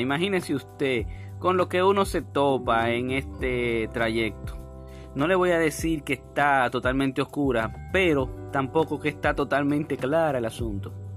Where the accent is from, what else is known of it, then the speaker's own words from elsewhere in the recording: Dominican Republic; uno como dominicano